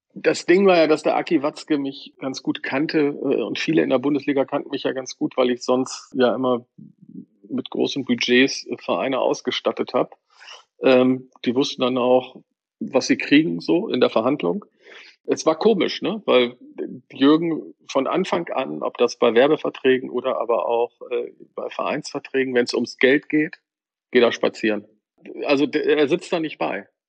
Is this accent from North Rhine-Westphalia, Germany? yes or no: no; Bremen, Germany; wenn ich mit meinem Vater im Weserstadion war, äh, als, als Bremer und Werder-Fan